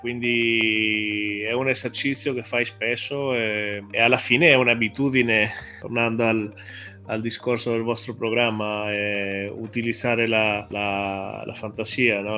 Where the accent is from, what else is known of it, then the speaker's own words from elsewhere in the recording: Chile; now in Italy; Vengo dal Cile